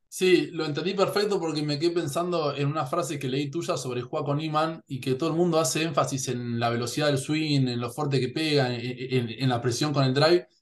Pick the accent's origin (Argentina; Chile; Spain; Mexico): Argentina; Yo en Argentina